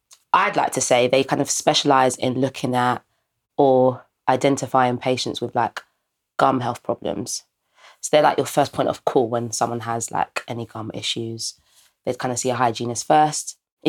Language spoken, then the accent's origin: English; Ghana; He was a black guy, and he actually was Ghanaian, and I'm obviously Ghanaian as well.